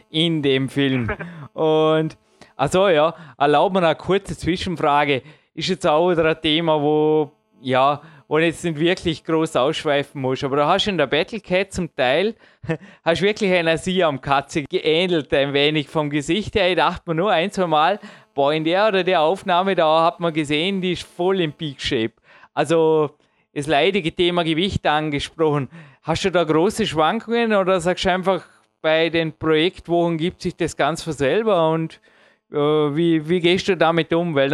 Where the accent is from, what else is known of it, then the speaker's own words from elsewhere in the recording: Austria; der hat mich auch als Österreicher, ja, jetzt, ich sage nichts dazu